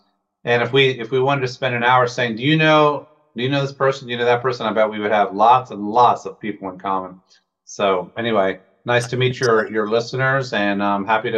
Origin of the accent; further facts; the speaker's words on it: Northern Virginia, United States; also born or lived in Frankfurt, Germany; I was a Cold War era baby, born in West Germany. When I was born, shortly after, my parents moved to Northern Virginia, and my dad worked in Washington all through my growing up years.